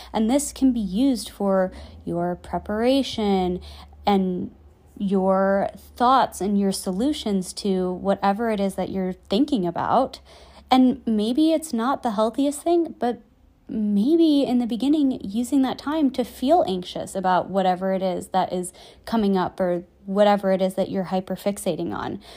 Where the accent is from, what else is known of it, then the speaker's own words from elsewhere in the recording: just outside Chicago, Illinois, United States; moved away; I get to go back home to my hometown just outside Chicago